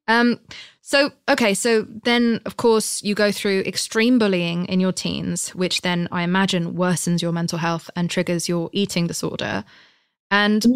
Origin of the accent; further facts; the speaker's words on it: United Kingdom; I'm British